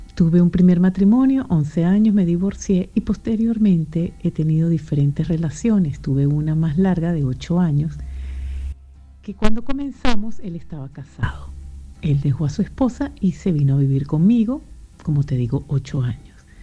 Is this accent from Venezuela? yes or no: yes; Venezuela; moved away; also born or lived in Europe; venezolana, emigrante, vivo en Europa.